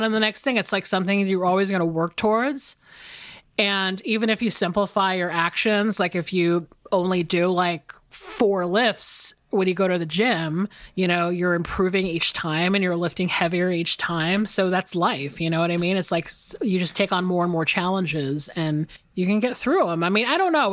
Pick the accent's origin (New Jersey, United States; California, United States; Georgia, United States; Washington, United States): Georgia, United States; Atlanta; moved away as an adult; also born or lived in Los Angeles; now in Atlanta, United States; I'm back in Atlanta and I am hanging out with a lot of my old friends